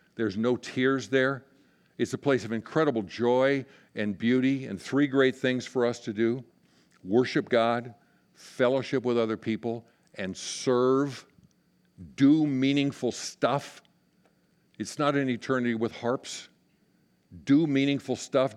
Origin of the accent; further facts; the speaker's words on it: Inner Mountain West, United States; moved away as an adult; I was raised in the Inner Mountain West